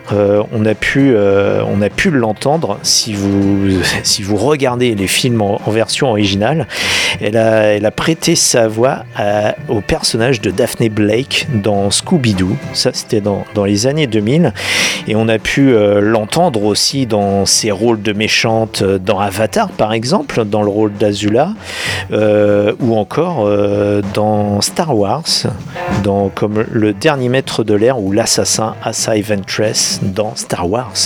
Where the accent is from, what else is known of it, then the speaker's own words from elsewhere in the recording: France; chez nous en France